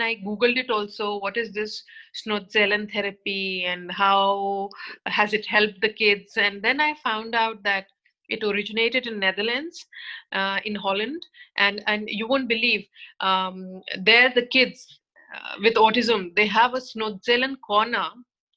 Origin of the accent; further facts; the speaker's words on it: India; moved away as an adult; also born or lived in Mumbai; I come from India, born and brought up there